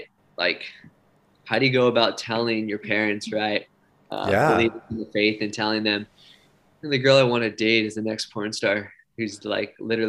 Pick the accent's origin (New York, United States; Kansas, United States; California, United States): California, United States; Santa Barbara; my hometown, Santa Barbara, California.